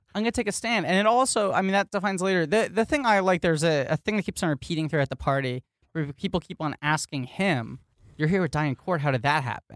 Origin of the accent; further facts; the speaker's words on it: New York City, New York, United States; I grew up in New York City